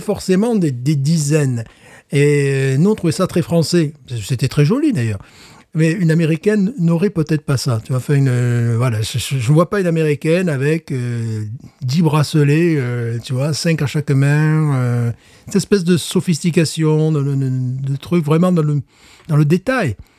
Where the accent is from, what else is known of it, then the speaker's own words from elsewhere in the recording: France; je suis français